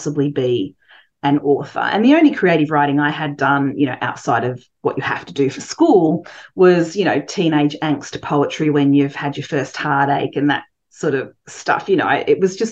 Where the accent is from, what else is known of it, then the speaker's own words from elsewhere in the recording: Coffs Harbour, New South Wales, Australia; moved away as an adult; also born or lived in London; I grew up in Coffs Harbour, which is a small town.